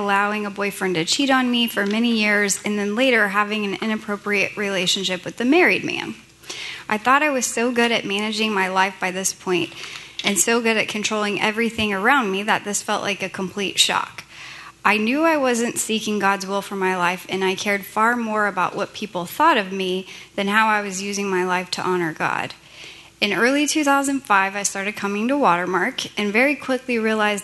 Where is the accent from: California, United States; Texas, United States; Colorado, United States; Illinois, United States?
Texas, United States; Richardson; I was born in Richardson, Texas, and I have a sister who's 13 months older